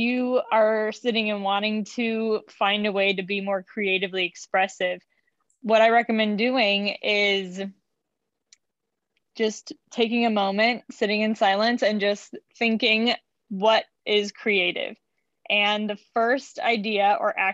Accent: Chicago, Illinois, United States; I am from Chicago, and I have lived here most of my life, except for a few little stints

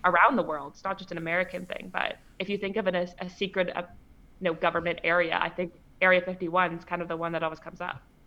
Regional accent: Canada; I'm actually from Canada

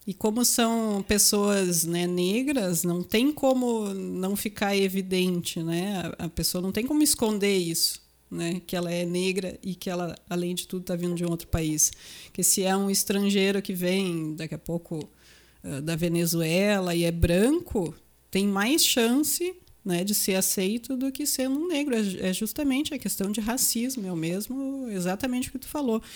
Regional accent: Rolante, Rio Grande do Sul, Brazil; now in Serra Gaúcha, Brazil; Eu não sou aqui da Serra, né? Eu sou de Rolante, Vale do Paranhana ali

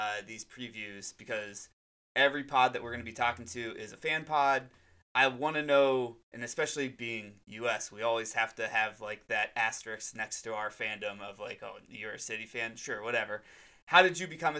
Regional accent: Ohio, United States; now in New York, United States; I'm from Ohio, so I get the underdog type setup where it's like, hey, we're a flyover state. Now I live in New York

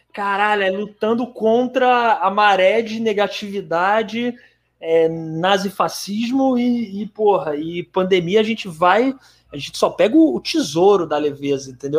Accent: Ceará, Brazil; eu sou do Ceará

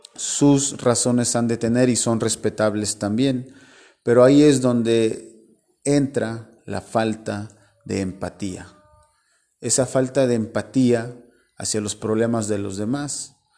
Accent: Orizaba, Veracruz, Mexico; somos hermanos mexicanos, somos hermanos orizabeños

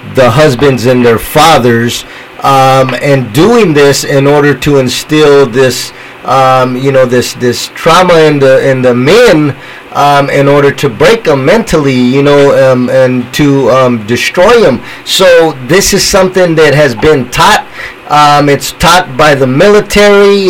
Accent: San Jose, California, United States; I'm from San Jose, so here in San Jose

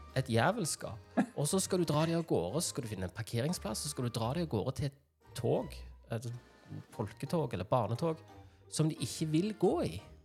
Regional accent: Norway

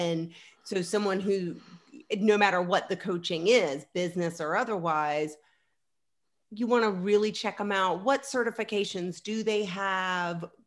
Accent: Virginia, United States; now in Atlanta, United States; I grew up in Virginia, but I'm in Atlanta, Georgia now

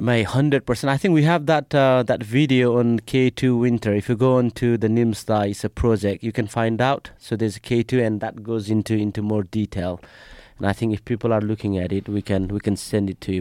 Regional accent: Nepal; moved away; I'm from Nepal.

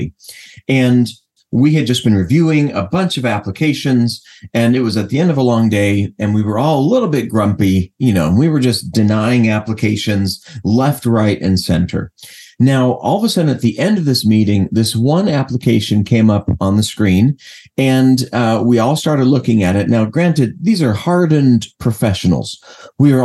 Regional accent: Los Angeles, California, United States; I'm from Los Angeles originally

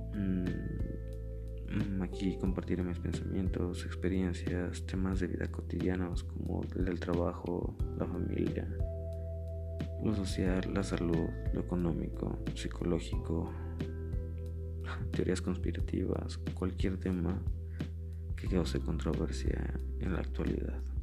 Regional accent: State of Mexico, Mexico; soy del Estado de México

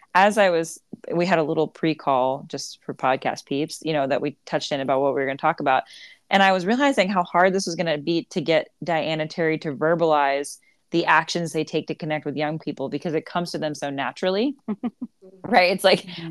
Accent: Myrtle Beach, South Carolina, United States; I grew up in Myrtle Beach and was heavily involved in Myrtle Beach

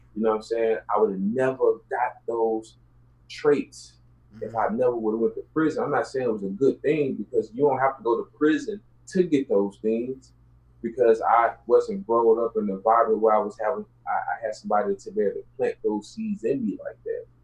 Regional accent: Houston, Texas, United States; I grew up in South Park. My mom stayed in Yellowstone. I was born in South Park.

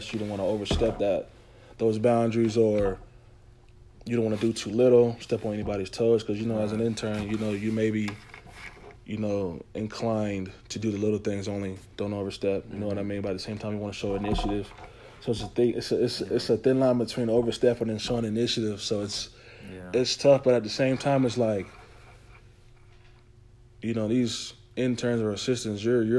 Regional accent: North Carolina, United States; I'm from North Carolina

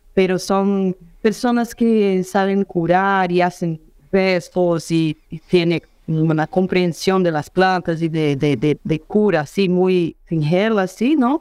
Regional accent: Juiz de Fora, Minas Gerais, Brazil; Spanish is a second language; also born or lived in São Paulo / Rio de Janeiro; nací acá en Juiz de Fora

